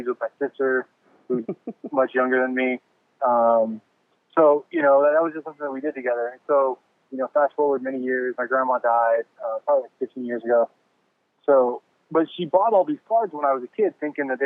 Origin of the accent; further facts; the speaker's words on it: Bay Area, California, United States; now in Fresno, United States; I'm originally from the Bay Area. Grew up out there